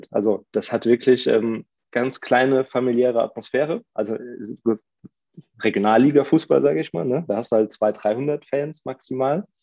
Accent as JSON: {"language": "German", "town": "Mainz", "region": "Rhineland-Palatinate", "country": "Germany", "said": "ich bin ja auch Mainzer"}